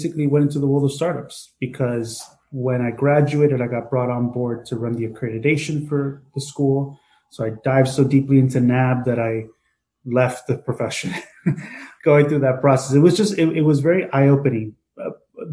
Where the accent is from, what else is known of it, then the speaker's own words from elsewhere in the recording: Hialeah, Florida, United States; moved away as an adult; also born or lived in New York; born and raised in the Cuban community of Hialeah, Florida